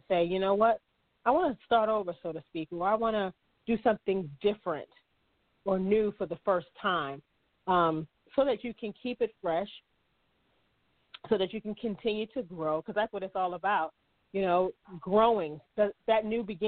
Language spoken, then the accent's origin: English; Maryland, United States; moved away; I am originally from Maryland